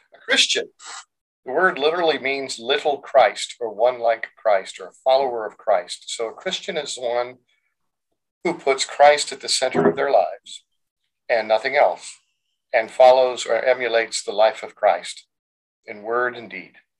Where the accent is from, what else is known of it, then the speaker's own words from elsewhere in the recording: United States; are we culturally American because we grew up in America?